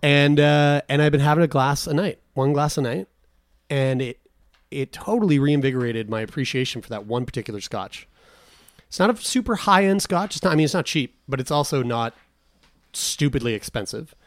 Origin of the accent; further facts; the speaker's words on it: Newfoundland and Labrador, Canada; I am a Newfoundlander. you can fully call me Newfie